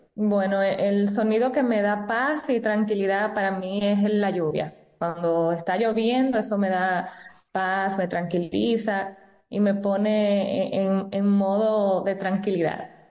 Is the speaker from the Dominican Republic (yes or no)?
yes; Dominican Republic